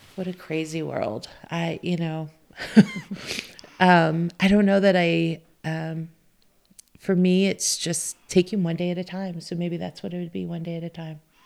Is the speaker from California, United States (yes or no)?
yes; Southern California, United States; moved away as an adult; also born or lived in Montana; now in Bozeman, United States; I grew up in Southern California.